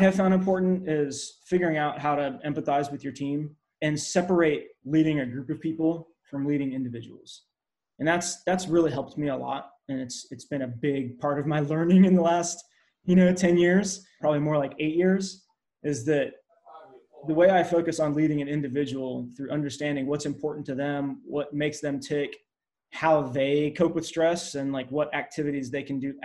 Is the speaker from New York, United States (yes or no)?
no; Hawaii, United States; moved away; I grew up in Hawaii, and my father actually worked on Magnum PI.